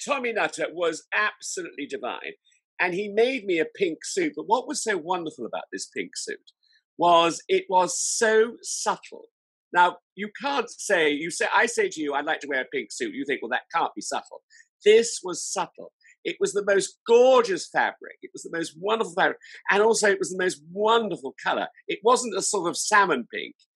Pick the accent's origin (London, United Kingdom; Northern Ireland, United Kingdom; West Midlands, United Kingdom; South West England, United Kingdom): South West England, United Kingdom; Salisbury; I was brought up in Salisbury in Wiltshire